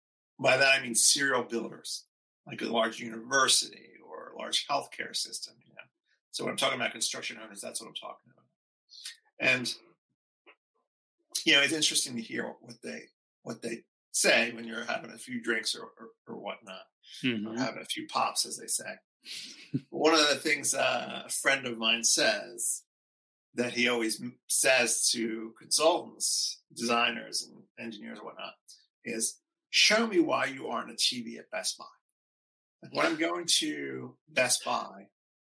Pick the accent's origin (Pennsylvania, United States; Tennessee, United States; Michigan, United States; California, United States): Pennsylvania, United States; Philadelphia; I'm from Philly. I'm from the Philly area